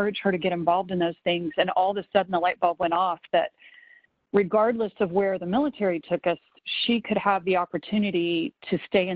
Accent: the South, United States; I grew up in the South, and kind of where I'm from

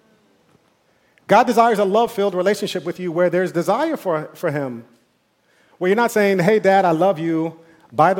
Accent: New York, United States; I'm from New York

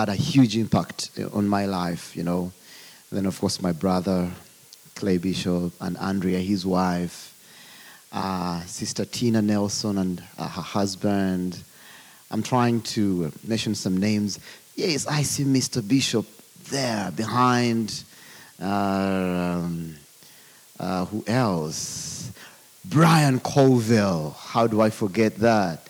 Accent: Uganda; accent: African; I come from Uganda

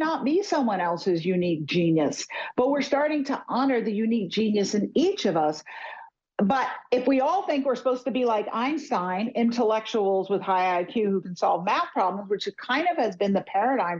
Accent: New York City, New York, United States; I'm more of a nature girl than a big city girl, even though I grew up in New York City

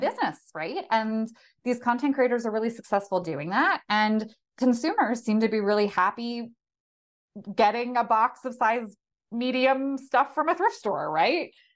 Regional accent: outside of Philadelphia, Pennsylvania, United States; I grew up outside of Philadelphia

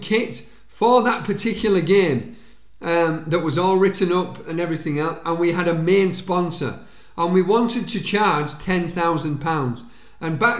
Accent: Halifax, Yorkshire and the Humber, United Kingdom; a rugby league club in my hometown, Halifax Rugby League Club

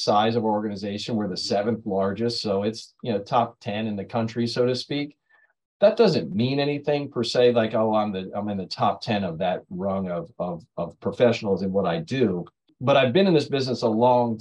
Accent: Pemberton, New Jersey, United States; I'm from Pemberton, New Jersey.

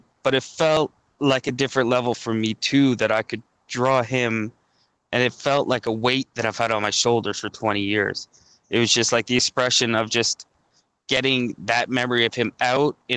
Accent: Goderich, Ontario, Canada; moved away as an adult; now in Toronto, Canada; I took a plumbing apprenticeship back in my hometown. So my wife at the time was here in Toronto, and I went back to Goderich

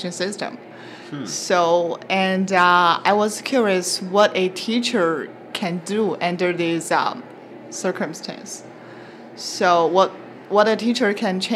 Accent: China; moved away as an adult; now in Canada; I'm from China

